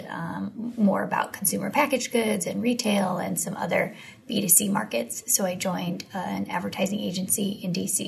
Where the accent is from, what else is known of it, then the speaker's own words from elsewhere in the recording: outside of Cleveland, Ohio, United States; moved away as an adult; also born or lived in North Carolina / Washington, D.C.; I grew up in Ohio, outside of Cleveland